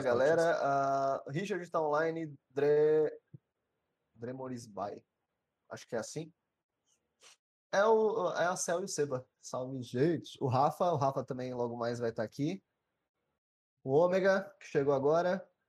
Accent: São Paulo, Brazil; now in Votuporanga, Brazil; Eu sou de Sampa também.

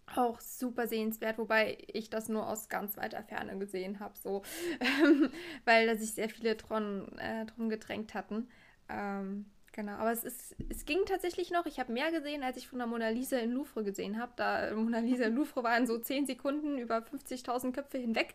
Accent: Trier, Rhineland-Palatinate, Germany; ich komme hier aus der Gegend von Trier

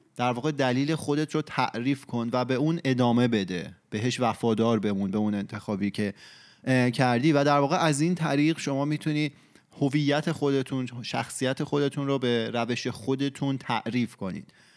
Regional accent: Iran; تو فرهنگ ایران بزرگ شدیم و ایرانی هستیم

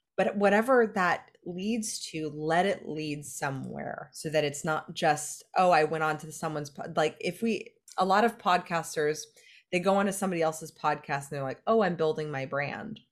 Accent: California, United States; I'm from California

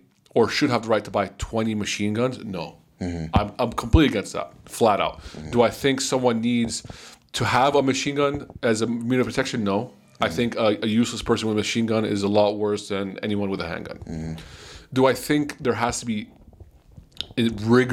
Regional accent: United States; I'm American

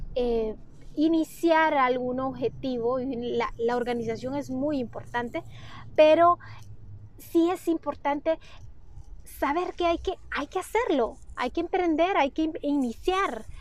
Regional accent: Honduras; also born or lived in Tegucigalpa; soy de Honduras, radicó en la ciudad de Tegucigalpa

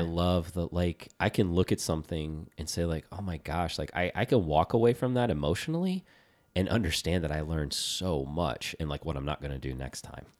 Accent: Virginia, United States; growing up in Virginia

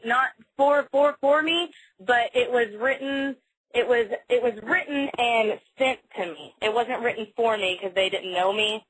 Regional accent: Fort Worth, Texas, United States; also born or lived in Port Aransas, Texas; growing up in Fort Worth, Texas, I was always around rodeos and stuff.

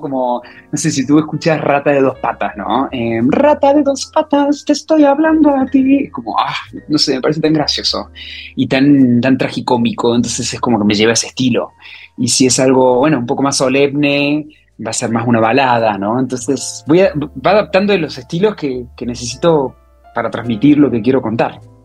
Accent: Córdoba, Argentina; moved away as an adult; also born or lived in Buenos Aires / Mexico; now in Madrid, Spain; yo de Córdoba, cuando termino el colegio

